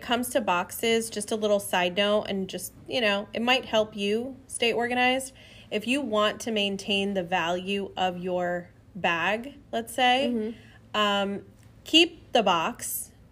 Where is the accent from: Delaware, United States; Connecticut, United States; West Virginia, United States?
Connecticut, United States; moved away; we're originally from Connecticut